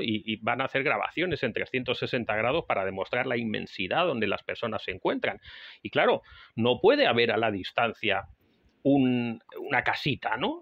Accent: Spain; España, el país donde yo nací

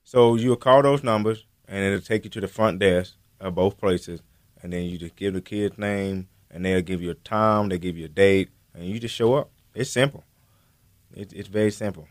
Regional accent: Tryon, North Carolina, United States; I'm from Tryon, North Carolina

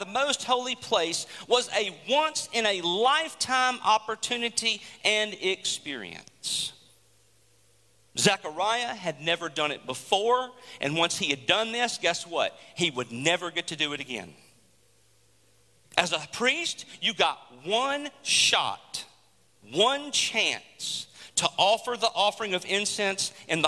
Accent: United States; us as American citizens

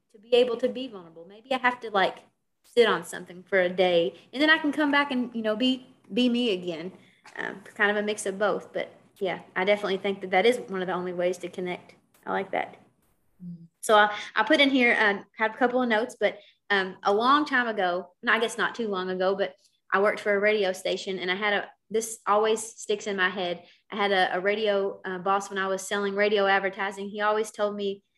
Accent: Kentucky, United States; accent: Kentucky; I'm from Kentucky, you know, you hear my accent

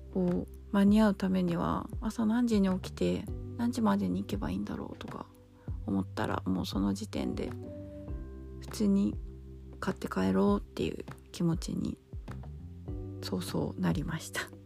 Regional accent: Tokyo, Japan; 自分が東京で生まれて、東京で、す、 すだ、 育って、過ごしてきている

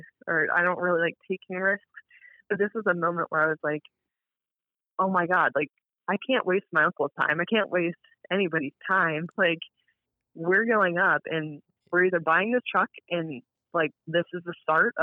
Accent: Cincinnati, Ohio, United States; born or raised there

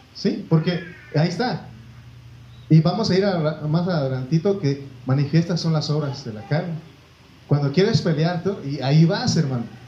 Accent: Oaxaca, Mexico; moved away; yo crecí ahí, nací

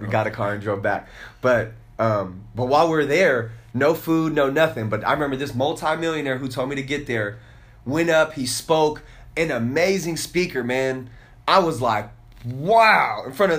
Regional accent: Oklahoma, United States; Me being rich, growing up in Oklahoma, the only thing I thought was being rich was you drove a Benz.

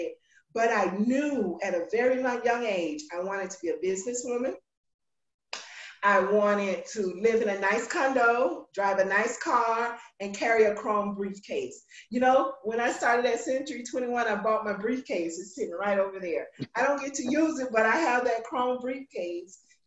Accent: Polk County, Florida, United States; I was born in big old Polk County, Florida, right down 60 here

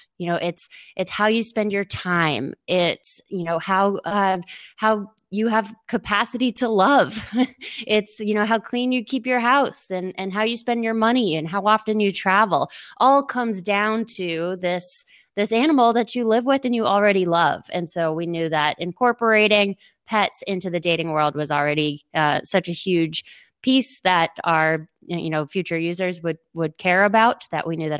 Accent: Boston, Massachusetts, United States; now in New Orleans, United States; We're originally from Boston, but our family's from down here.

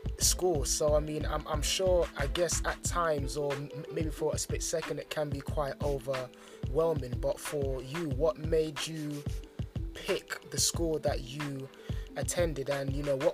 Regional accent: London, United Kingdom; me growing up in London

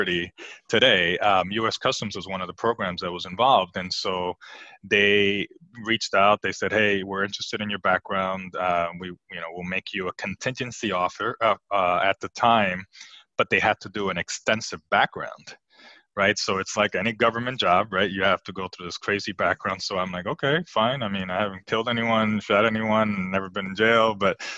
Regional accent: New Jersey, United States; also born or lived in Puerto Rico; I was raised in New Jersey, and I was raised by my mother

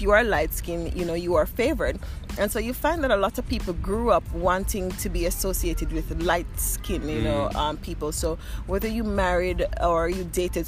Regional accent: Saint Elizabeth, Jamaica; moved away as an adult; also born or lived in Sweden; now in Skivarp, Sweden; I grew up in the Jamaican countryside

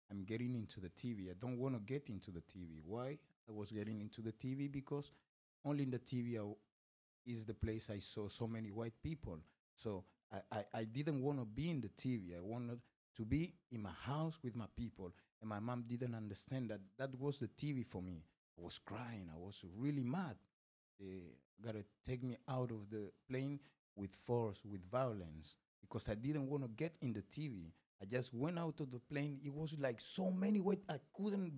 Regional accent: Madrid, Community of Madrid, Spain; English is a second language; also born or lived in Senegal / Equatorial Guinea; I grew up in Spain since the age of 3, which make me be today an Afro-Spanish citizen

